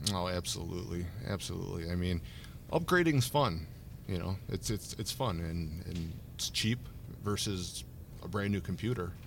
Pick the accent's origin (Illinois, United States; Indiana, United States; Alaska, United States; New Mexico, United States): Illinois, United States; Woodstock; I'm from Woodstock. Um, born raised